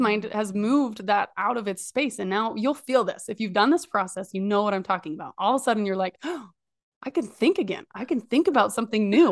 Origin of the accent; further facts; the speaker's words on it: Idaho, United States; I'm from Idaho